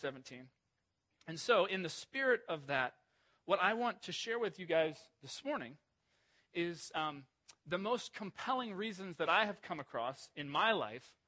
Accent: Ohio, United States; I grew up mostly in Ohio

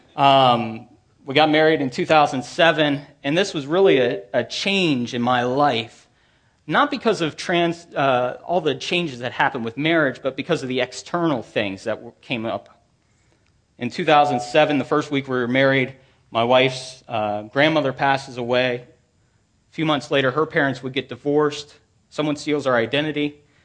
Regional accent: Manassas, Virginia, United States; I grew up in Manassas, about fifteen to twenty miles from here.

